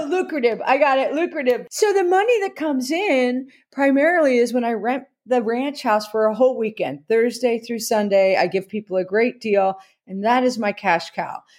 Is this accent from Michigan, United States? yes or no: no; New Jersey, United States; I'm from New Jersey